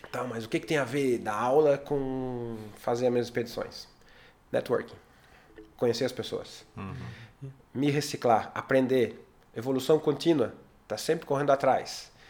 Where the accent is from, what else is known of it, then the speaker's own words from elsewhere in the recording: Turvo, Santa Catarina, Brazil; Então eu sou nascido e criado no Turvo Santa Catarina, que é o Turvo de verdade.